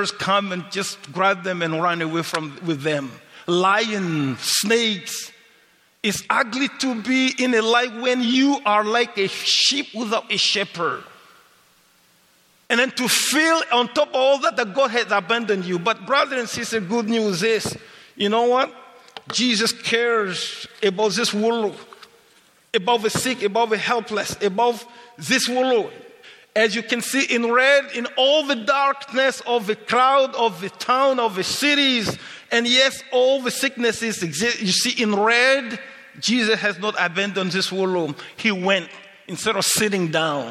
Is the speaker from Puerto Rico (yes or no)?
no; Mali; English is a second language; moved away as an adult; also born or lived in Senegal; now in Canada; I grew up with radio in Mali